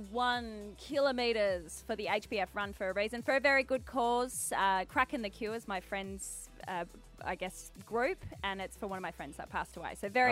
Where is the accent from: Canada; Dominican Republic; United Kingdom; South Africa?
South Africa; now in Perth, Australia; I grew up in a rugby family, because I'm South African